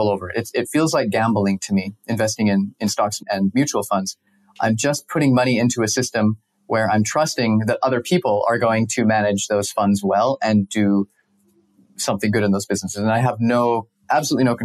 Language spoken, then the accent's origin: English; Salt Lake City, Utah, United States; moved away as an adult; also born or lived in Costa Rica / Mexico; I grew up in Salt Lake